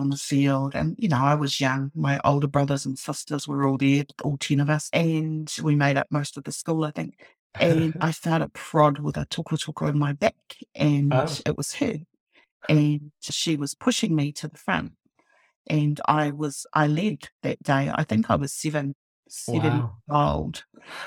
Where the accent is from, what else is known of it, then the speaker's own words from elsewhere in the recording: Pangaru, Northland, New Zealand; also born or lived in Kaikohe; I hail from Pangaru in the Hokianga. So I was lucky enough to grow up there, to school there.